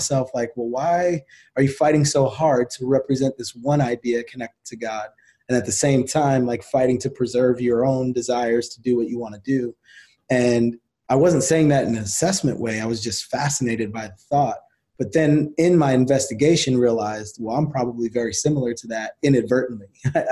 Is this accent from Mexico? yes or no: no; New Jersey, United States; I grew up in New Jersey